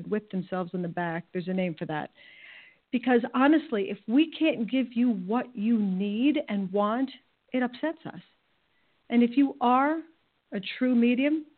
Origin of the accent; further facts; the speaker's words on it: New York, United States; I'm from New York, so there's a little bit of an edge